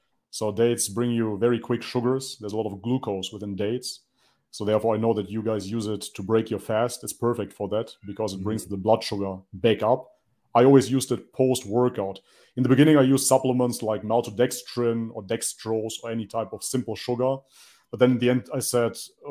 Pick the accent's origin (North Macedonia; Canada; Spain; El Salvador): North Macedonia; culturally, I am from Macedonia. That is a small country on the Balkan